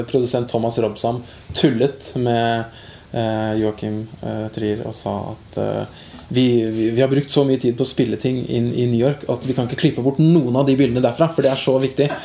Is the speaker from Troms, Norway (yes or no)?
no; Eidsvoll, Akershus, Norway; now in Oslo, Norway; har jo ikke vokst opp i Oslo, jeg er fra Eidsvoll.